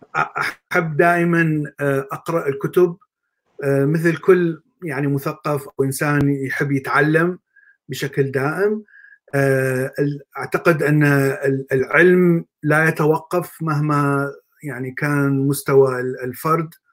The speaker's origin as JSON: {"language": "Arabic", "town": "Baghdad", "region": "Baghdad Governorate", "country": "Iraq", "tie": "born or raised there", "also_born_or_lived": "Mosul / Jordan", "moved": "as an adult", "lives_now": "United States", "said": "طبعا انا من بغداد أه، ولدت في بغداد"}